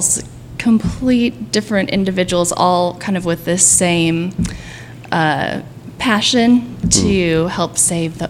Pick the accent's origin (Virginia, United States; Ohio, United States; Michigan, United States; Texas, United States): Texas, United States; also born or lived in Wellington, Florida; I'm from Texas.